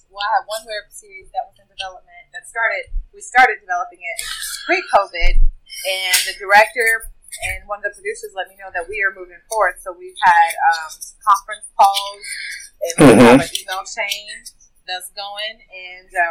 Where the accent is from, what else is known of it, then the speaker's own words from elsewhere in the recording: Jackson, Mississippi, United States; moved away; my hometown, Jackson, Mississippi